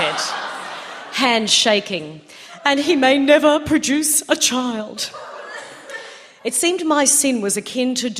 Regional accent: Queensland, Australia; growing up in the Joe Bjorke-Peterson era in Queensland

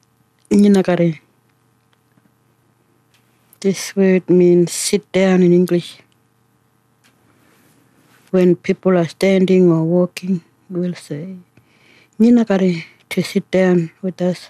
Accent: Warakurna, Western Australia, Australia; first language Ngaanyatjarra; English is a second language; I'm from Warrakoon area

